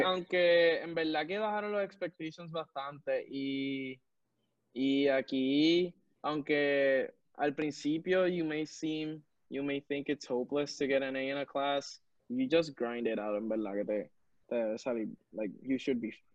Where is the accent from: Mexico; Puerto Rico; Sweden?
Puerto Rico; nosotros de MIT, que somos de Puerto Rico